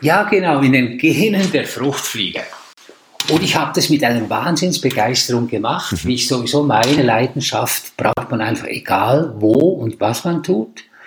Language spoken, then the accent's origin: German; Switzerland; als Schweizer